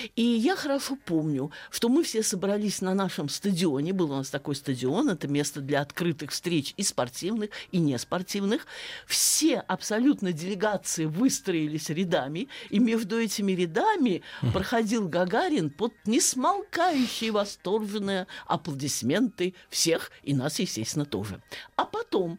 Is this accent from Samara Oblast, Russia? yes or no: no; Saratov, Saratov Oblast, Russia; я э, родилась и росла в Саратове